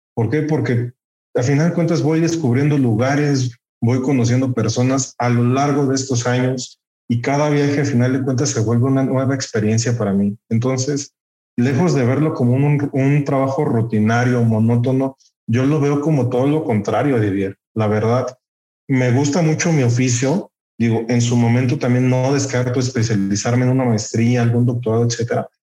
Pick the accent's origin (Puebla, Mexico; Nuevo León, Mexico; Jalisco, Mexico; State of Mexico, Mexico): State of Mexico, Mexico; Texcoco; orgullosamente texcocano. De hecho, Curiosamente cuentan mis papás que la semana de nacido yo llegué aquí a Texcoco, entonces como tal, pues yo soy más de Texcoco que de la Ciudad de México